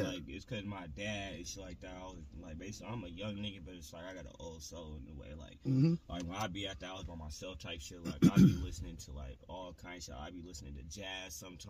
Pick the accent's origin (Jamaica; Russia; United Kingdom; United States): United States; Portland, Oregon; also born or lived in Vancouver, Washington; I was born in Vancouver, Washington, bro. I was raised in Portland.